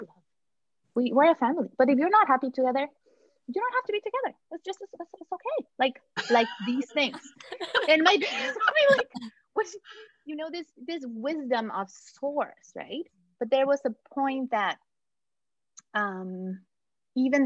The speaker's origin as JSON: {"language": "English", "country": "Mexico", "tie": "born or raised there", "moved": "yes", "said": "I was born in Mexico."}